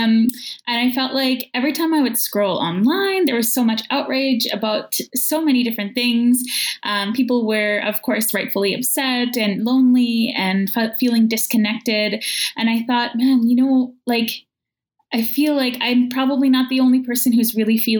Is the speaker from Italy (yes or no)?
no; Opaskwayak Cree Nation, northern Manitoba, Canada; now in Winnipeg, Canada; I'm from Apaskwayak Cree Nation in northern Manitoba, but currently I'm a guest on Treaty One